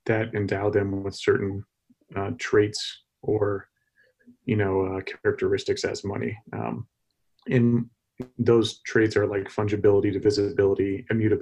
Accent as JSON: {"language": "English", "region": "Texas", "country": "United States", "moved": "yes", "said": "I'm from Texas originally"}